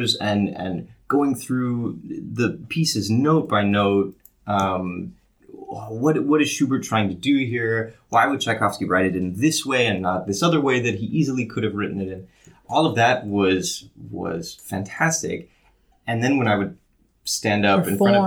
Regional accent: outside of Los Angeles, Southern California, United States; moved away; also born or lived in Indiana; So I grew up in Southern California, outside of Los Angeles

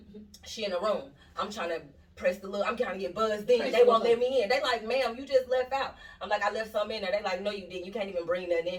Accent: St. Louis, Missouri, United States; I'm from St. Louis.

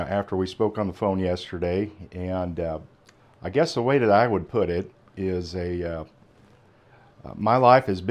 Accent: Omaha, Nebraska, United States; now in Watonga, United States; I grew up in Omaha, Nebraska, on the western part there.

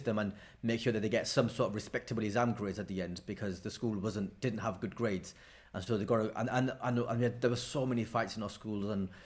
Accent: Blackburn, North West England, United Kingdom; growing up in Blackburn was great.

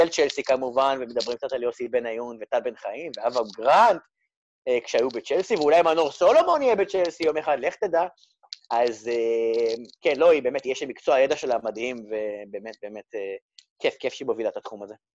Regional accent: Rehovot, Central District, Israel; moved away as an adult; now in England, United Kingdom; אני גדלתי ברחובות, בביתי ברחובות

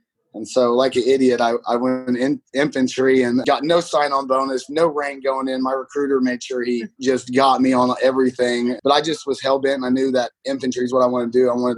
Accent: Oklahoma, United States; Yeah, I'm from Oklahoma, born and raised.

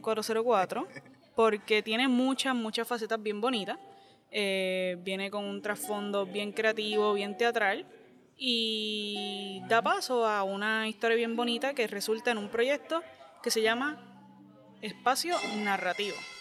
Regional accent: Puerto Rico; como puertorriqueños, como somos bien expresivos

